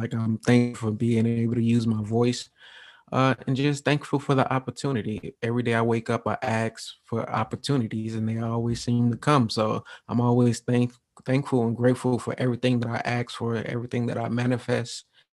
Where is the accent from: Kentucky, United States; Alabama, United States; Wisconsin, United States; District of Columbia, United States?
Wisconsin, United States; Milwaukee; also born or lived in Atlanta; So I was born in Atlanta, Georgia, 1990. We moved to Milwaukee, Wisconsin when I was about 2 years old.